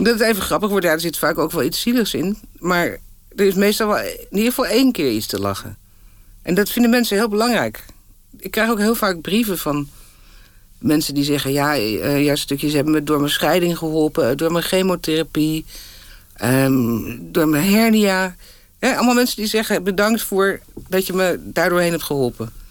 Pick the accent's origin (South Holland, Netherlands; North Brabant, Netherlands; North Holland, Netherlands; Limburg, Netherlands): North Holland, Netherlands; Haarlem; also born or lived in Moscow; Ook nog op school in Haarlem, op de middelbare school